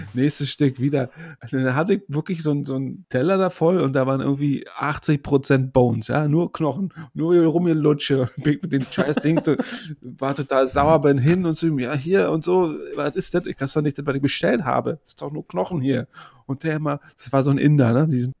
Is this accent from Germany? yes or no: yes; Germany; bei uns in Deutschland